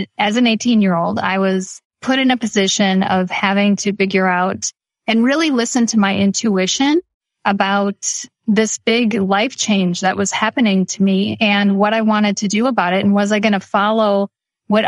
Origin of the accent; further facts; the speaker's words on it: Midwest, United States; I was born and raised in the Midwest